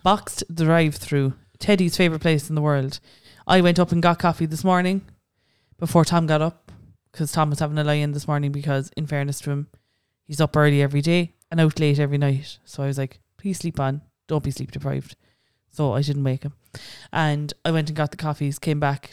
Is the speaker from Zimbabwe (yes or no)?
no; Cork, Munster, Ireland; I'm from Cork